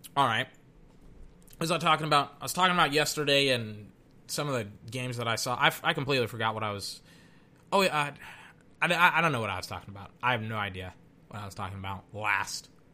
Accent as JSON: {"language": "English", "region": "Texas", "country": "United States", "said": "I'm from Texas"}